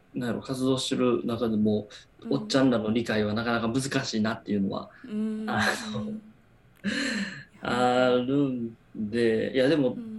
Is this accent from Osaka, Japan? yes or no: yes; Osaka, Japan; 大阪生まれ大阪育ちの生粋の大阪人なんですけど